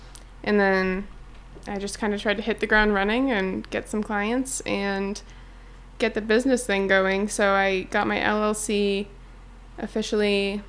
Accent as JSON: {"language": "English", "region": "New Hampshire", "country": "United States", "said": "And I'm from New Hampshire."}